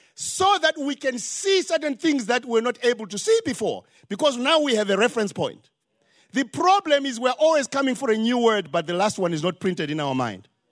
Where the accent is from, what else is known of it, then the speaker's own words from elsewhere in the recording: Zimbabwe; now in Charlotte, United States; Because I have an accent. I'm from Zimbabwe